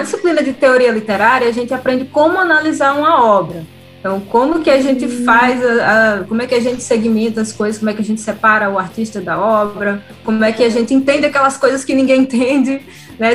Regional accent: Northeast Region, Brazil; accent: nordestino; also born or lived in Rio de Janeiro; eu sou uma mulher nordestina falando de rock. Então, assim, sempre tem crítica com relação ao meu sotaque

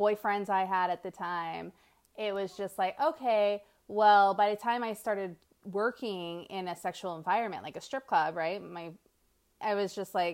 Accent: New Jersey, United States; moved away as an adult; also born or lived in New York; now in Las Vegas, United States; I'm from New Jersey and New York.

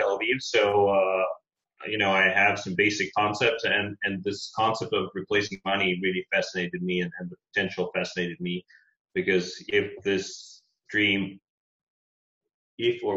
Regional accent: Russia; now in Israel; I was born in Russia

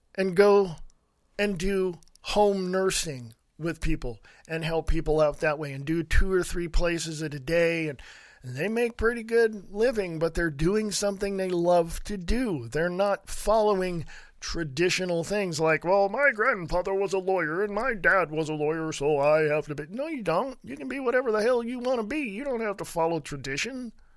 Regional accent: Stockton, California, United States; moved away as an adult; also born or lived in Reno, Nevada / Sutter Creek, California; I grew up in Stockton, California

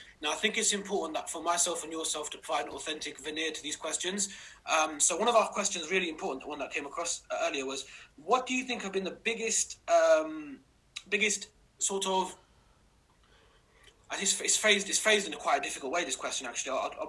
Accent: United Kingdom; someone asked me, does it help or hinder being a Pakistani British male, and how can it help and hinder us in the context that we find ourselves?

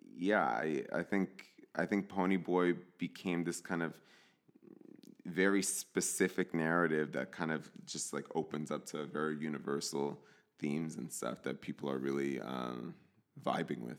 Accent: New Jersey, United States; I grew up in New Jersey in a, in a Latino household. My parents are from El Salvador

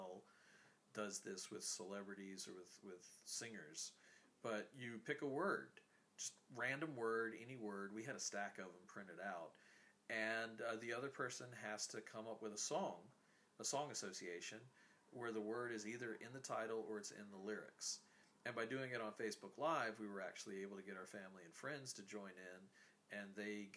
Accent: the South, United States; I'm from the South.

